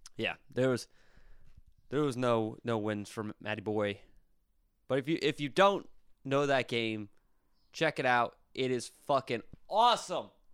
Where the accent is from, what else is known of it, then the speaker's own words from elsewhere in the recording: Berks County, Pennsylvania, United States; moved away; my good old hometown of Brooks County, Pennsylvania